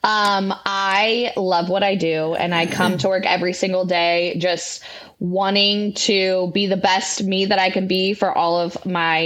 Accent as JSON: {"language": "English", "town": "St. Louis", "region": "Missouri", "country": "United States", "tie": "born or raised there", "said": "I grew up in West County, which is majority white"}